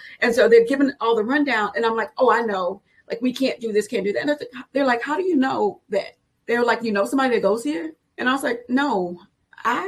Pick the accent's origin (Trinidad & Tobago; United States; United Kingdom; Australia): United States; Houston, Texas; I grew up on the south side of Houston